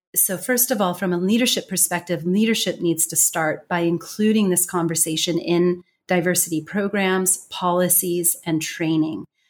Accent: United States; accent: strong American; first language English; moved away; I have a strong American accent

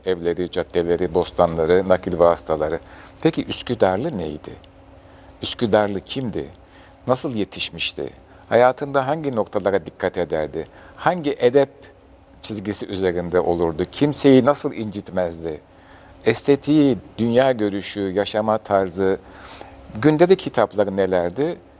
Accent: Istanbul, Turkey; Bayezid'de doğdum, Soğanağa'da, e, orada bir ilk mektebe başladım.

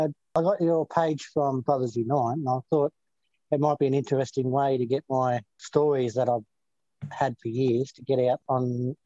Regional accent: Bendigo, Victoria, Australia; also born or lived in Melbourne; I grew up in Bendigo, but I mostly lived in Melbourne.

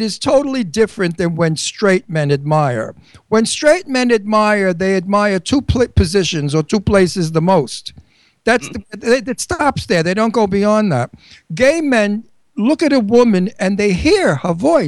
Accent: Long Island, New York, United States; now in Bucks County, Pennsylvania, United States; I'm from Long Island, New York

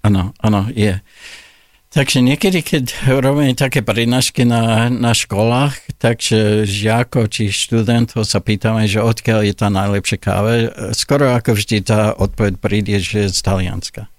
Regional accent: Olds, Alberta, Canada; Slovak is a second language; moved away as an adult; now in Slovakia; Ja som sa narodil v takom malom ako kanadskom meste, volá sa Olds a to je blízko Kalgária a na západe Kanady

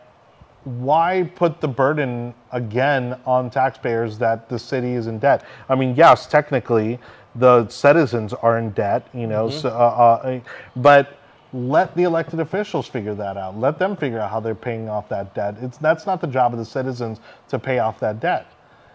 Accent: Miami, Florida, United States; moved away; I was born and raised in Miami in 1980, and I lived there for 20 plus years

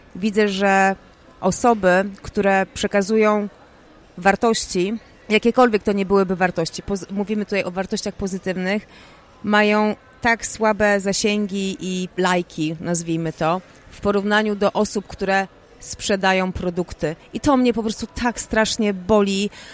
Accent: Poznań, Greater Poland, Poland; Ja jestem taką typową poznanianką

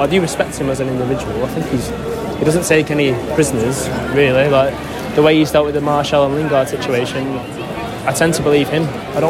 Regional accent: Manchester, North West England, United Kingdom; We're from Manchester.

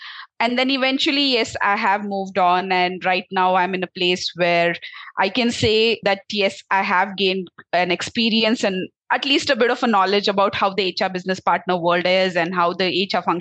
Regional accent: Belgaum, Karnataka, India; also born or lived in Noida; I am basically from Karnataka itself. So my hometown is in Belgaum. That's the north side of Karnataka.

